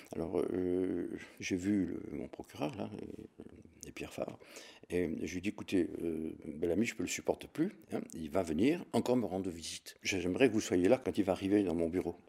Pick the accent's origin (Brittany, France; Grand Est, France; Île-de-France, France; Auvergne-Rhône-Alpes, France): Auvergne-Rhône-Alpes, France; Jonchères; also born or lived in Lyon; now in Hautes-Alpes, France; Je suis né le 3-12-1944 à Jonchère dans la Drôme. C'était pendant la guerre où, mes parents se réfugiaient